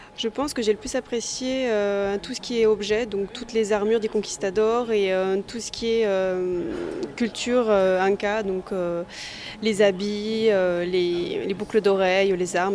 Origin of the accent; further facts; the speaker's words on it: Toulouse, Occitania, France; je viens de Toulouse et je suis en visite à Paris